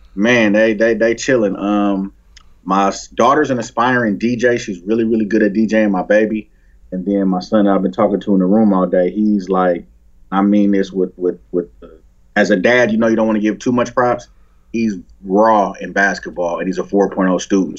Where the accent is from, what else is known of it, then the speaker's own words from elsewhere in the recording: Oakland, California, United States; I grew up in Oakland